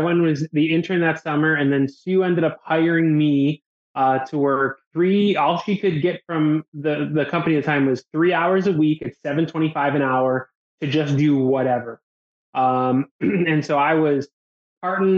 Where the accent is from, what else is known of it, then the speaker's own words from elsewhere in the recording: Buffalo, New York, United States; now in Jacksonville, United States; Born and raised in Buffalo, New York